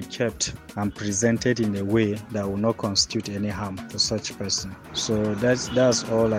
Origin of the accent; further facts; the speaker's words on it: Gombe, Gombe State, Nigeria; I'm from Gombe.